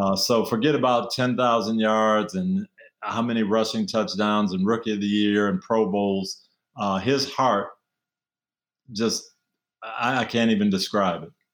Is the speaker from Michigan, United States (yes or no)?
yes; Jackson, Michigan, United States; moved away; Jackson, Michigan, 30,000 people, nobody from my hometown in the NFL